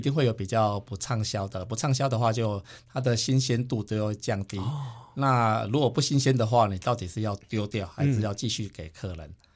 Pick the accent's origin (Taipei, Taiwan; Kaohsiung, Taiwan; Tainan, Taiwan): Tainan, Taiwan; also born or lived in Dongshan, Tainan (family hometown); 我在台南市区出生，台南市区